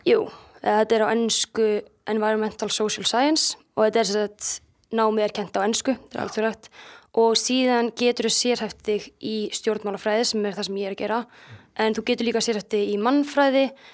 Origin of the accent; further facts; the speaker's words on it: Akureyri, Northeastern Region, Iceland; also born or lived in Reykjavík / Denmark; svo flytja við til Akureyrar eftir að þau eru bæði búið með nám og þannig ég kem beint inn í annan bekk hérna á Akureyri